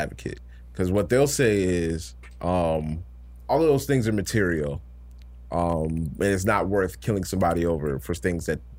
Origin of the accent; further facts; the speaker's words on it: the South, United States; we're from the South